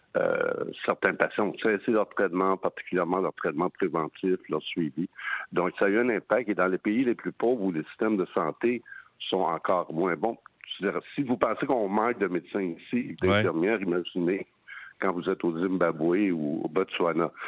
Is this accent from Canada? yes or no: yes; Montreal, Quebec, Canada; chez nous à Montréal